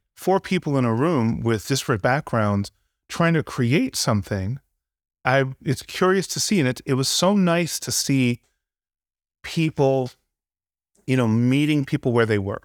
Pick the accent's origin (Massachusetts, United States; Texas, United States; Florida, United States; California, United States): California, United States; Santa Barbara; moved away as an adult; growing up in Santa Barbara, I, I was into music